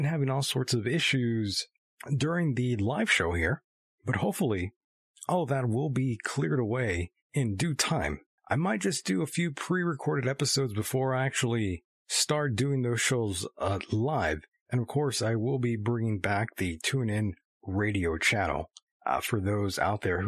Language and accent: English; California, United States; my home state of California